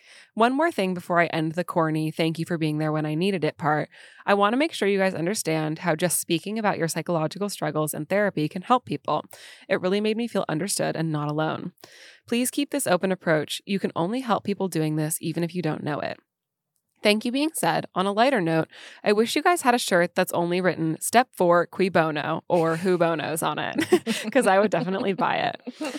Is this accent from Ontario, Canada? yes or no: no; Quebec, Canada; I'm from Quebec